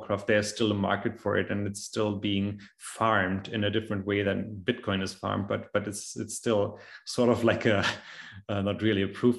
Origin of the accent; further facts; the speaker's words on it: Germany; also born or lived in China; I'm German, and I studied Chinese here in Germany